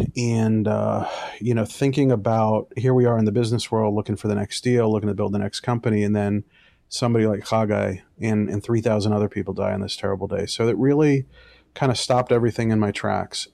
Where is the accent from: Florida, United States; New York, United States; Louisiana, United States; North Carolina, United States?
New York, United States; New York City; also born or lived in Michigan; I was raised in an Orthodox Jewish community in, in Brooklyn, New York